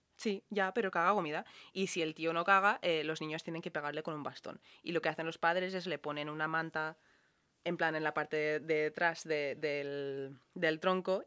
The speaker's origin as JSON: {"language": "Spanish", "country": "Ireland", "tie": "born or raised there", "moved": "yes", "lives_now": "Spain", "said": "que hacíamos en Irlanda"}